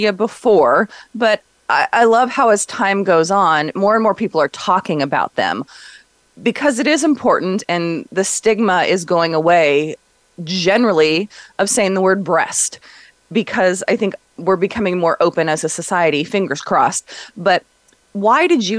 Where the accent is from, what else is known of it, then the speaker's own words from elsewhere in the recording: Los Angeles, California, United States; based in Los Angeles, my hometown